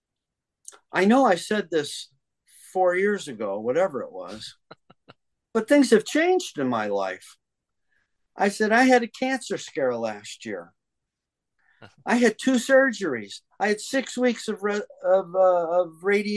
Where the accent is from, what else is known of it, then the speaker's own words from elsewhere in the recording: Detroit, Michigan, United States; moved away as an adult; now in New York, United States; I grew up in Detroit, but I moved to New York in 1975.